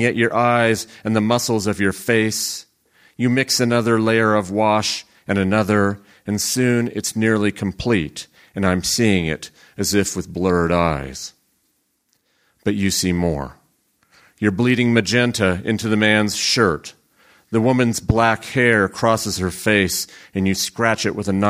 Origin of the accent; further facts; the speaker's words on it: Central Valley of California, United States; I grew up in the Central Valley of California and still live there